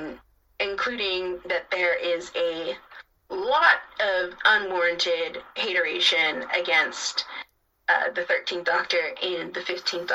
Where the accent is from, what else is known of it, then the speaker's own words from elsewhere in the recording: United States; accent: American; also born or lived in Cambridge, Massachusetts; I'm American